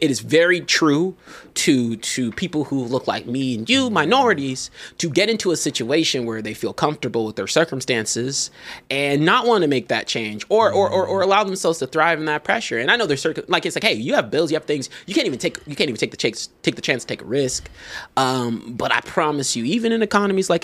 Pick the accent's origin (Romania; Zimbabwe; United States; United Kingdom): Zimbabwe; I'm from Zimbabwe.